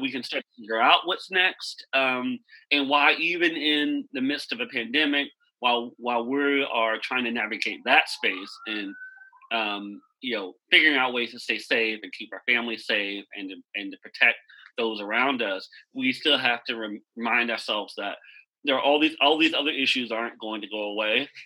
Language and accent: English; Wichita Falls, Texas, United States; now in Washington, DC, United States; I am from Wichita Falls, Texas